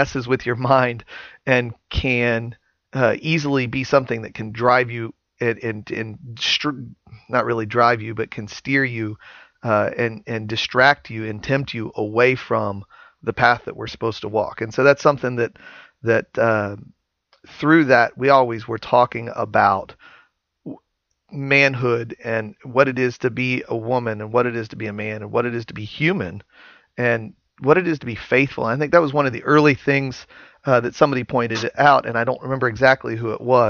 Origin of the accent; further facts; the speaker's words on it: Santa Claus, Indiana, United States; I live in deer hunting territory in southern Indiana. I'm from Santa Claus, Indiana